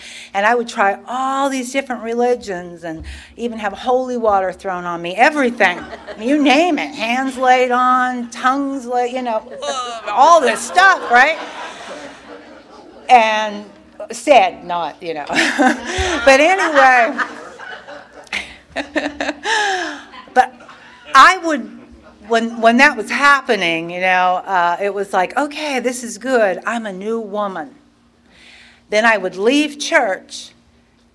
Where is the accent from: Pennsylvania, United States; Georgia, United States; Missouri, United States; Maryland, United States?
Pennsylvania, United States; now in Wilson, United States; I was born and raised in Pennsylvania